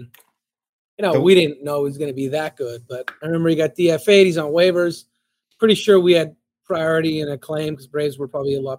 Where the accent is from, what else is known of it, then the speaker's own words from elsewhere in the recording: Canada; You know, like it's just growing up in Canada and so on.